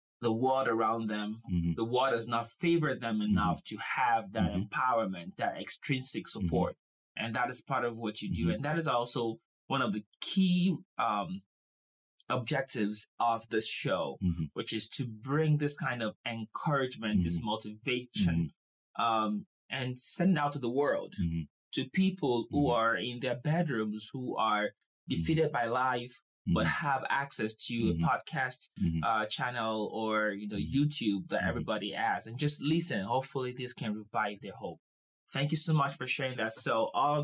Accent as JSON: {"language": "English", "country": "Nigeria", "tie": "born or raised there", "said": "I grew up in Nigeria where I wanted to be a doctor"}